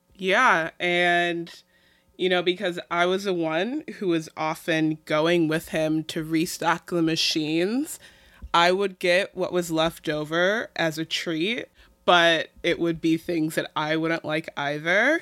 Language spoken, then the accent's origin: English; Midwest, United States; I'm Midwestern